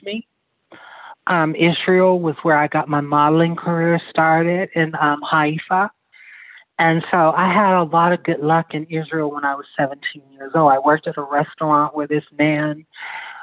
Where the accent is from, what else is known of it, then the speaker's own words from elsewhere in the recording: Omdurman, Khartoum, Sudan; moved away; I'm from North Sudan. I'm from Omdurman, which is the most Islamic city in Sudan.